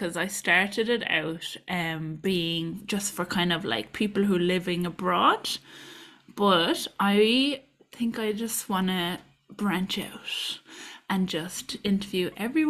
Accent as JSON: {"language": "English", "country": "Ireland", "said": "I'm a postpartum doula, a mother, and I'm Irish."}